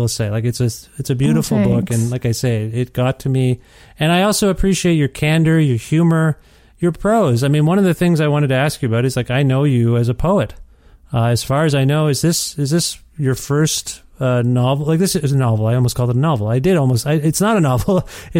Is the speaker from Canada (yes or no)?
yes; Ontario, Canada; I kind of know why we moved from Ontario to Alberta on some level, but I haven't really unpacked it totally.